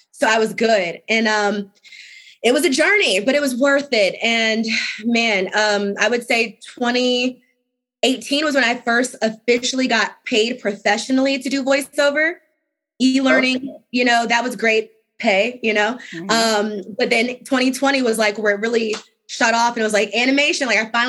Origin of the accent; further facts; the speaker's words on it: Richmond, Virginia, United States; So I'm from Richmond, but I'm from Henrico County to be specific.